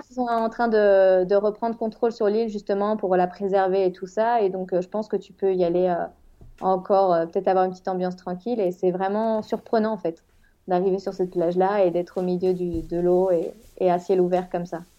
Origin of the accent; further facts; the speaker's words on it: Rennes, Brittany, France; moved away as an adult; also born or lived in Toluca / Spain; now in Mexico City, Mexico; je viens de Rennes en France